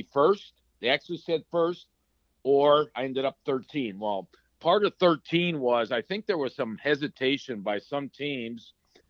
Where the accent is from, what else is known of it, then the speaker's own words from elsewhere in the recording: Sudbury, Ontario, Canada; moved away as an adult; also born or lived in New York; I got to live at home because I played for my hometown Sudbury Wolves junior team.